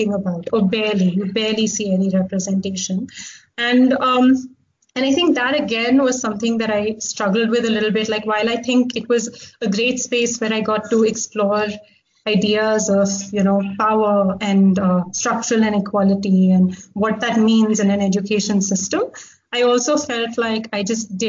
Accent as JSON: {"language": "English", "region": "Delhi", "country": "India", "tie": "born or raised there", "also_born_or_lived": "Hong Kong", "moved": "as an adult", "said": "So I actually grew up in Delhi. I did my undergrad in Hong Kong and I spent a lot of time in Hong Kong growing up because my dad was there."}